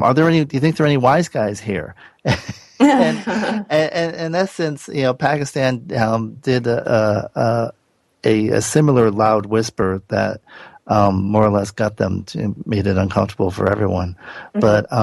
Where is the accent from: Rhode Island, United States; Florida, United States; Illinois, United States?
Rhode Island, United States; Providence; now in Santa Monica, United States; where I grew up in Providence. There was has a strong mafia history